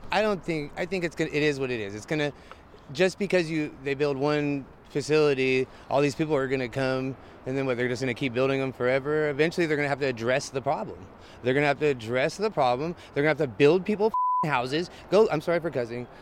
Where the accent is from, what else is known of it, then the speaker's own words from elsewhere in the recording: Berkeley, California, United States; thirty-seven, I'm from Berkeley, California.